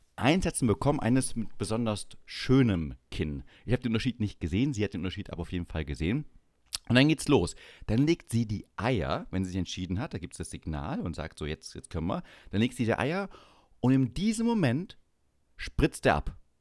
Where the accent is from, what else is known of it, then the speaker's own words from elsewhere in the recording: Saxony-Anhalt, Germany; moved away; Ossi, mir doch egal, ich komme aus Sachsen-Anhalt.